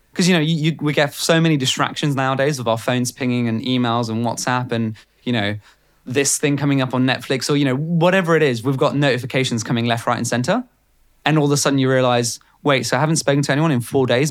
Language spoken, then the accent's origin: English; Bulgaria; now in United Kingdom; growing up in Bulgaria